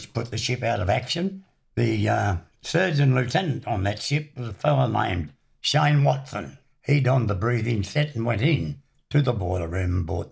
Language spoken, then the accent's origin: English; Chatswood, New South Wales, Australia; I was born in Chatswood, Victoria Avenue, in the Cottage Hospital